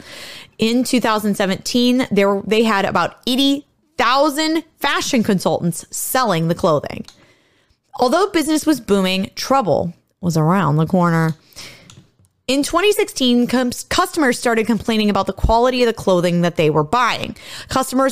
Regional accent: Ohio, United States; now in Illinois, United States; where I grew up in Ohio, I was about only an hour and a half from the Pennsylvania border

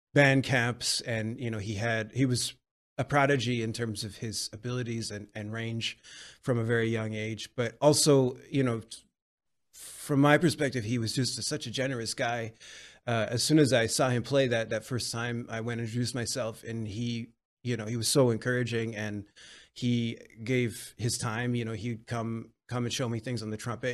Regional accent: Vancouver, British Columbia, Canada; now in Montreal, Canada; I come from Vancouver, British Columbia, Canada. Um, I currently live in Montreal, Quebec

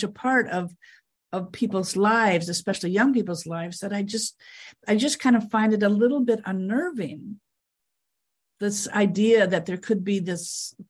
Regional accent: Fargo, North Dakota, United States; also born or lived in Texas / North Carolina / New York; now in Los Angeles, United States; I grew up in Fargo, North Dakota, went to school in Texas, North Carolina, moved to New York

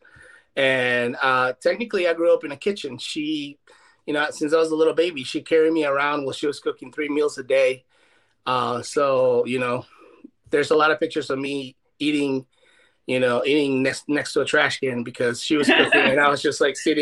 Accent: Guayaquil, Guayas, Ecuador; English is a second language; moved away as an adult; also born or lived in Puerto Rico; now in Seattle, United States; I was born and raised in Guayaquil, Ecuador, the coast of South America

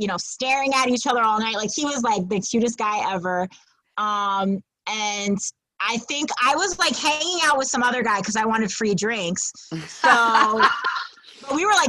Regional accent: New York City, New York, United States; also born or lived in Wisconsin / Brooklyn; I'm the Manhattan girl that was raised in Midtown.

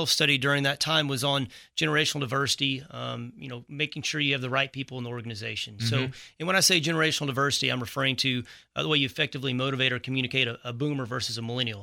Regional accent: Texas, United States; I was born and raised in Texas, moved off for

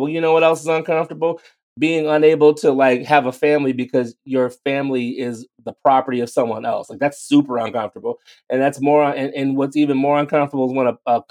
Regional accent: East Coast, United States; I'm from the East Coast

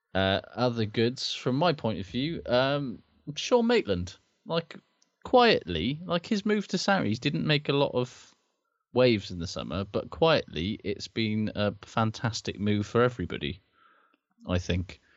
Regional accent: Wales, United Kingdom; as a Welshman

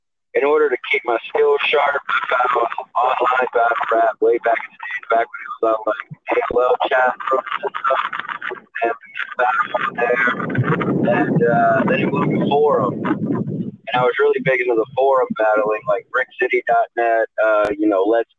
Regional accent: Fort Lauderdale, Florida, United States; moved away; also born or lived in Orlando / Houston / California; I was born in Fort Lauderdale, Florida

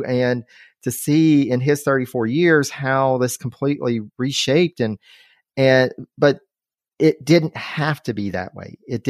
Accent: North Carolina, United States; North Carolina, you know, my home state

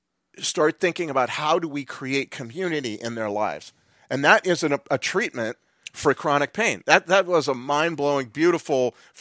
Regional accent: Claremont, California, United States; I grew up in Claremont.

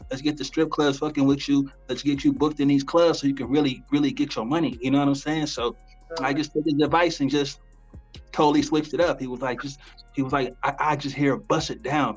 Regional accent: the South, United States; I'm from the South, so you're gonna hear the South in me

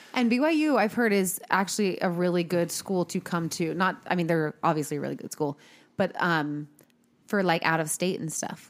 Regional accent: United States; I am white from America

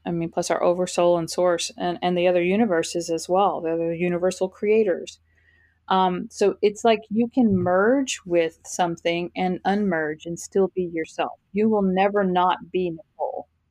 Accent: Fort Worth, Texas, United States; now in Florida, United States; moved to Fort Worth, Texas, where I am from

